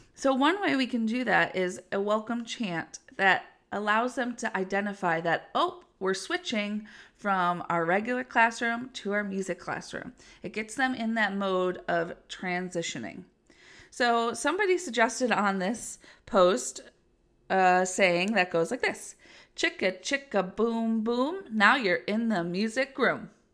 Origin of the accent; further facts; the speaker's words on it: Western New York, United States; I'm from Western New York, so we could get snow as early as October, and it gets very cold here sometimes